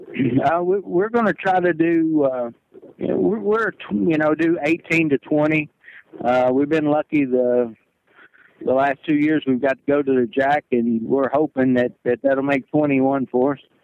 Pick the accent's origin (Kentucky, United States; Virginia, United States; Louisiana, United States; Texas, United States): Kentucky, United States; I'm from Kentucky